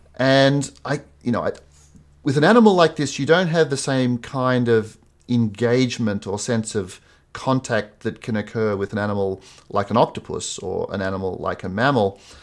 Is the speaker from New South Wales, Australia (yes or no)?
yes; Sydney, New South Wales, Australia; I grew up in Sydney